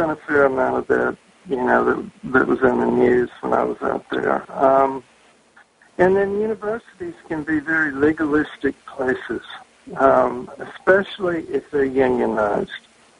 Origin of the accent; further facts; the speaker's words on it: the South, United States; now in Massachusetts, United States; which is something that I got used to growing up in the South. People had a great deal of affinity for the place where they lived. And that was something that I found when I moved to Massachusetts.